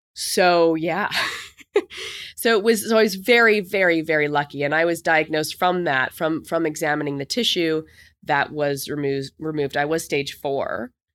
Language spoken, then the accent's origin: English; Canada; moved away as an adult; also born or lived in New York; as a Canadian